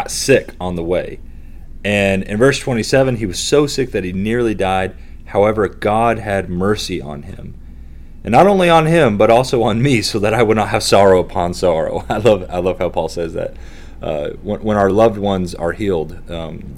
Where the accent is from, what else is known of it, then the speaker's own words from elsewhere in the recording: Kentucky, United States; I'm from Kentucky